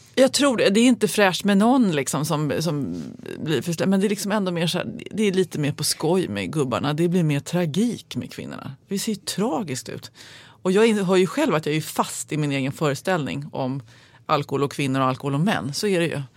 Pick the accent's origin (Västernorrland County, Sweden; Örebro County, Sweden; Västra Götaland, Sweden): Västernorrland County, Sweden; Sundsvall; den här skolan där jag gick var, halva upptagningsområdet var direktörerna, det finns några stora industrier i Sundsvall